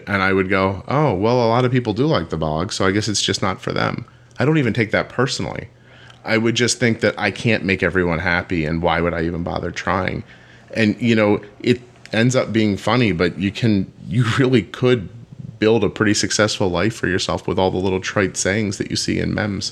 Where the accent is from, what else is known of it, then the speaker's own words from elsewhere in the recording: right outside of Philadelphia, Pennsylvania, United States; I grew up right outside of Philadelphia in the northeast